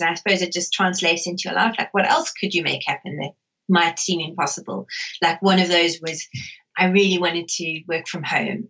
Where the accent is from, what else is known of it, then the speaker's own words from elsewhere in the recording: South Africa; growing up in South Africa